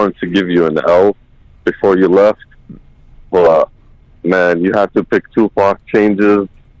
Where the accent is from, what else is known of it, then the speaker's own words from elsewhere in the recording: United States; I'm originally from Palestine, but I was born in the States.